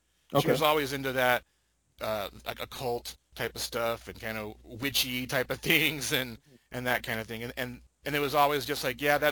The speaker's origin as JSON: {"language": "English", "region": "Utah", "country": "United States", "tie": "born or raised there", "also_born_or_lived": "Salt Lake City, Utah", "moved": "as an adult", "lives_now": "California, United States", "said": "But I grew up in Utah, and in Utah, you get married young"}